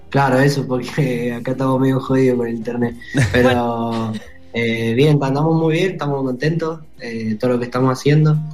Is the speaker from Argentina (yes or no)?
yes; Mendoza, Argentina